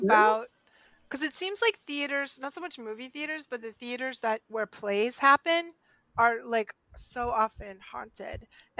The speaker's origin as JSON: {"language": "English", "region": "New England", "country": "United States", "said": "we're from New England. There's a lot of Catholics here"}